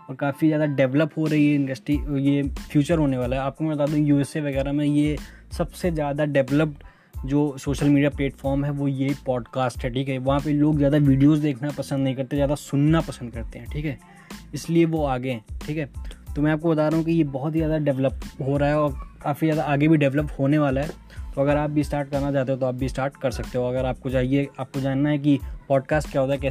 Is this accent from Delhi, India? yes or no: no; Ayodhya, Uttar Pradesh, India; मैं यूपी से हूँ अयोध्या आप जानते हो मैं वहीं से हूँ